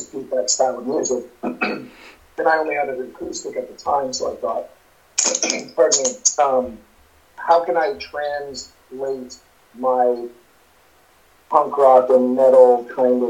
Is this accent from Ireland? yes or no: no; Canada; accent: Canadian; I could go full on Canadian